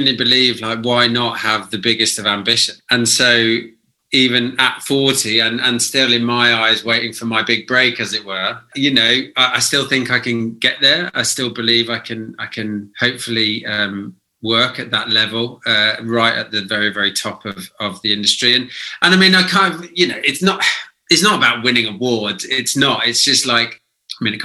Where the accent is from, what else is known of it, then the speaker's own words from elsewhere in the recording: United Kingdom; certainly us as British people